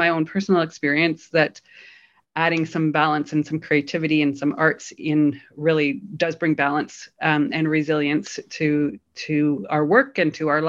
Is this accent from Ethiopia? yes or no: no; Canada; now in Berlin, Germany; I'm a Canadian based in Berlin